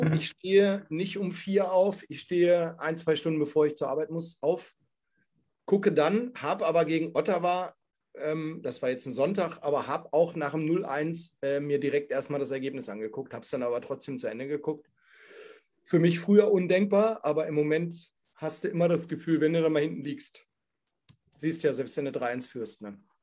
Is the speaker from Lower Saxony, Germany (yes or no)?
yes; Hanover, Lower Saxony, Germany; ich komme ja nun mal aus Hannover